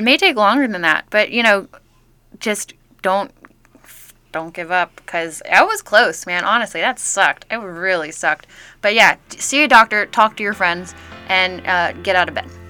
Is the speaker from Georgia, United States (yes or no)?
yes; Georgia, United States; moved away as an adult; now in Los Angeles, United States; I'm from Georgia